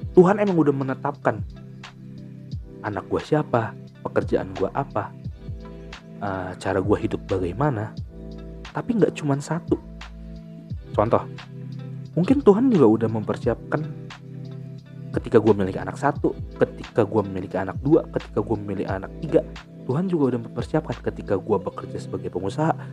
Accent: Cirebon, West Java, Indonesia; gue lahir uh, eh, gue lahir di gue lahir di Cirebon dan gue besar di Cirebon gue kuliah di Bandung selama empat tahun

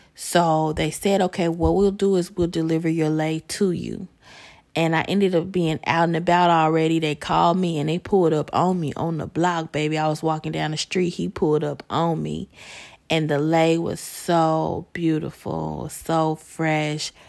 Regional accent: Chicago, Illinois, United States; I'm from Chicago

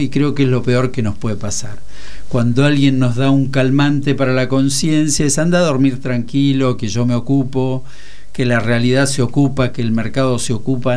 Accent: Aguilares, Tucumán, Argentina; also born or lived in Santa Fe; now in Buenos Aires, Argentina; yo soy tucumano además, viví muchos años en Santa Fe

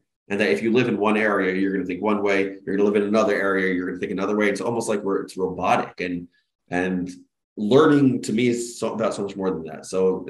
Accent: United States; I'm proud to be an American. I'm proud, like, I really am. I'm proud to be an American.

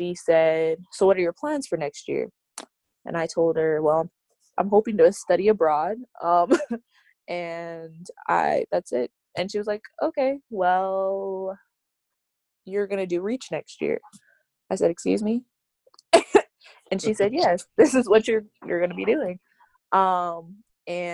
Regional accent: Calgary, Alberta, Canada; moved away; I am from Calgary, Alberta, and I'm currently a student at Oakwood University

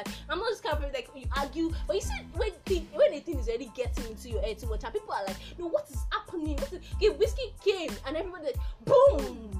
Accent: Oju, Benue, Nigeria; I'm from Oju, I like that.

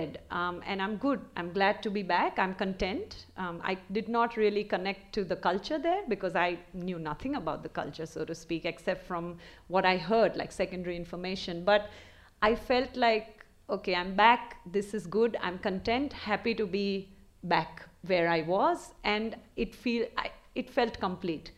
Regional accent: India; moved away as an adult; also born or lived in England; now in Australia; So I was born in England, but essentially raised in India.

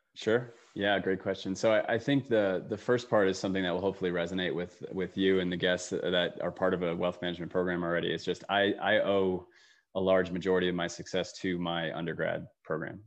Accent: Allentown, Pennsylvania, United States; moved away; I came home to my hometown of Allentown, Pennsylvania

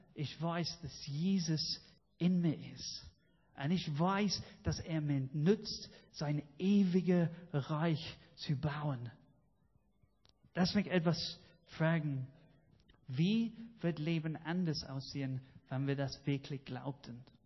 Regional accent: United Kingdom; German is a second language; now in Germany; dass ich stolz drauf bin, Brite zu sein

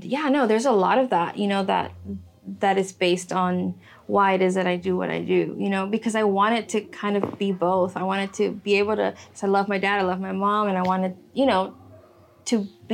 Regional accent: the Valley, Texas, United States; also born or lived in Miami, Florida; When I moved to the Valley, I was 8 years old, 10 years old

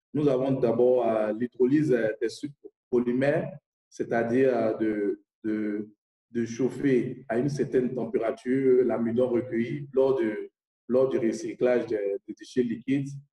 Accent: Côte d’Ivoire; Je viens de la Côte d'Ivoire

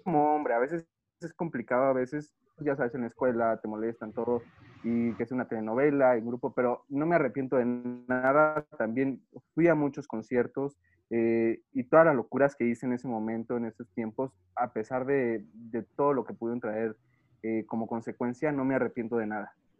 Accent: Mexico; soy aquí de México

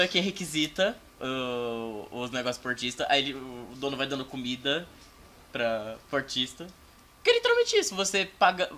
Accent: Campinas, São Paulo, Brazil; Eu nasci em Campinas, São Paulo, cidade linda, maravilhosa, cheia de poluição. E só que eu tive que me mudar para fora de Campinas e aí, tipo, eu voltei para Campinas

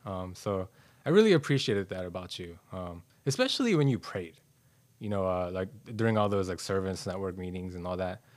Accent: Los Angeles, California, United States; moved away; the entirety of my elementary school was in L

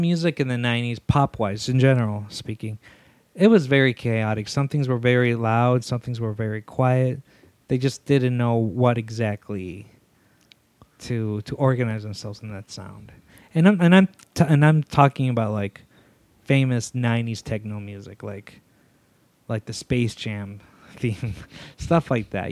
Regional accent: Zacatecas, Mexico; moved away; I'm from Zacatecas

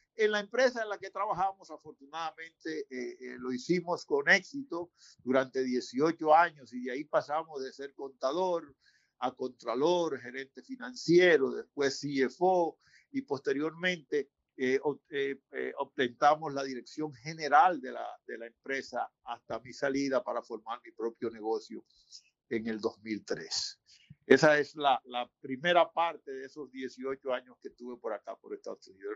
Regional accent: San Pedro de Macorís, Dominican Republic; moved away as an adult; also born or lived in Santo Domingo; now in United States; mi pueblo San Pedro

